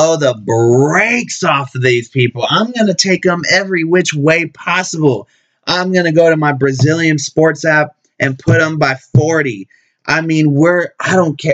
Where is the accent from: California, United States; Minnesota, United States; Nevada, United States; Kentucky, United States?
Nevada, United States; Las Vegas; Coming into my hometown, Las Vegas